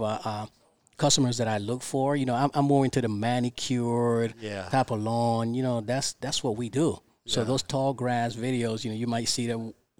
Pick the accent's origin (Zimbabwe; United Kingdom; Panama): Panama; born there; By the way, I was born in Panama, the Republic of Panama. Okay. So, yo hablo español.